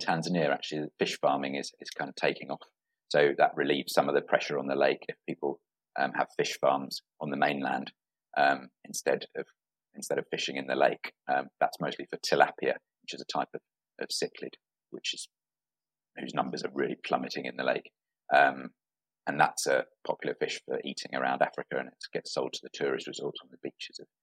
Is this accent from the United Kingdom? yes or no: yes; England, United Kingdom; the town I was born in England